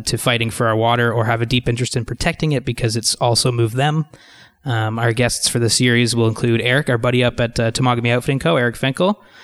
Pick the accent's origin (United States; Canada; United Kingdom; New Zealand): Canada; Ottawa, Ontario; I grew up in Ottawa